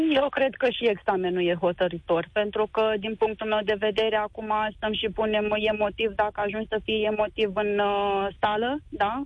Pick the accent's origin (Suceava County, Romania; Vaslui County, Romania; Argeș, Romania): Suceava County, Romania; Suceava; Eu sunt de la Suceava